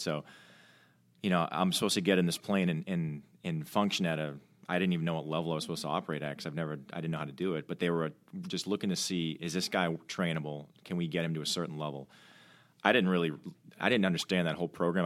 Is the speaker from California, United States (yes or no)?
no; Milton, Massachusetts, United States; I'm from, uh, Milton, Mass, just outside of Boston